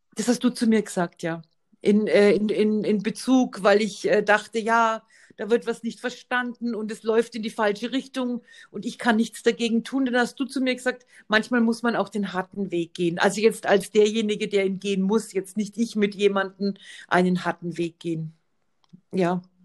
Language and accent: German; Bavaria, Germany; bei uns in Bayern